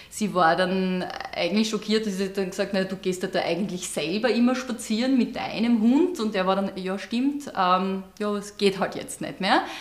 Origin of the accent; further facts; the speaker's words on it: Ungerdorf, Styria, Austria; ich komme ja nicht direkt aus Gleisdorf, sondern aus einer kleinen Randgemeinde, mittlerweile eingemeindet. Ich bin ja ursprünglich aus Ungerdorf